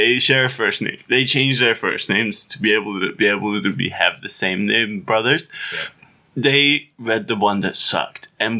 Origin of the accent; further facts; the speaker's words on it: Uzbekistan; But the way I talk is basically from... I grew up in Uzbekistan.